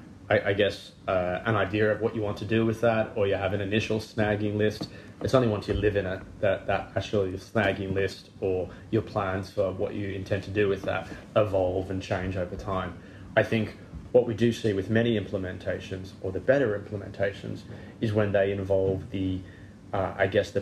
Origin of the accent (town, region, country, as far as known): Australia; now in United Kingdom